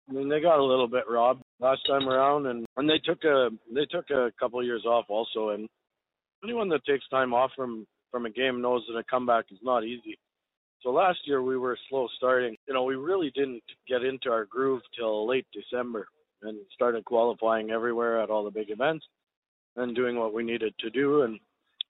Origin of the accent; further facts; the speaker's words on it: Canada; I'm Canadian.